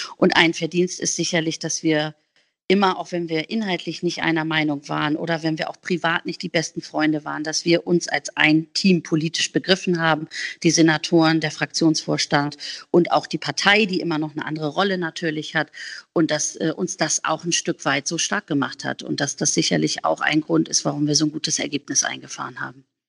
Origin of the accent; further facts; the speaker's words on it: Hamburg, Germany; bei uns in Hamburg